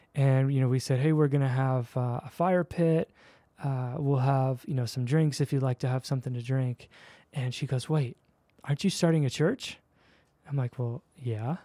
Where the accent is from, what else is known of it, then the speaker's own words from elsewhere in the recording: Philadelphia, Pennsylvania, United States; moved away as an adult; also born or lived in Chicago / Dallas; now in Daybreak, Utah, United States; I'm a Philly kid, uh, East Coast